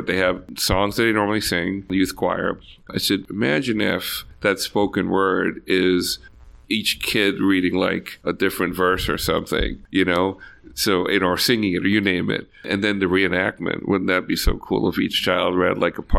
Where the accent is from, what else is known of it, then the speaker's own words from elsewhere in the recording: Bahamas; moved away; also born or lived in Jamaica; growing up in the Bahamas Islands